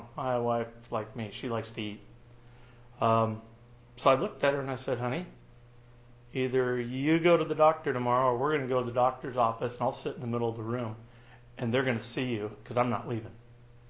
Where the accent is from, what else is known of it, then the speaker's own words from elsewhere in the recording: Tacoma, Washington, United States; I grew up in the Tacoma, Puyallup area